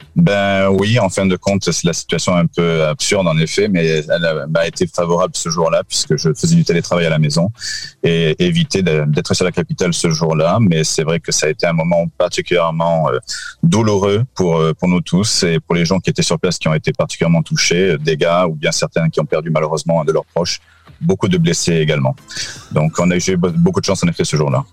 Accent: France; also born or lived in Lebanon; now in Portugal; nous sommes français avec les enfants

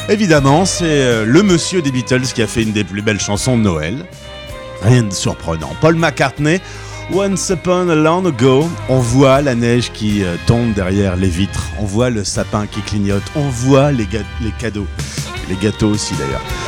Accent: France; chez nous en France

